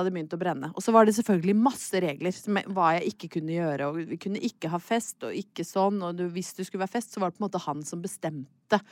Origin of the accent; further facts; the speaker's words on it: Brøttum, Innlandet, Norway; moved away; jeg hadde vært hjemme på Brøttum ei helg